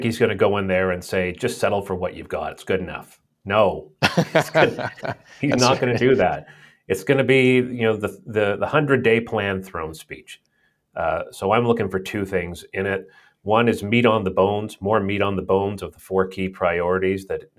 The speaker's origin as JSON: {"language": "English", "region": "British Columbia", "country": "Canada", "said": "just as a British Columbian who's looking at the challenge"}